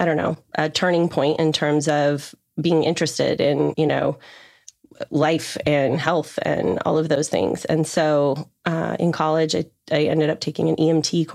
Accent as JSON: {"language": "English", "region": "Colorado", "country": "United States", "tie": "born or raised there", "also_born_or_lived": "Northern California", "moved": "as an adult", "lives_now": "Charleston, United States", "said": "I was born and raised in Colorado, spent most of my life there"}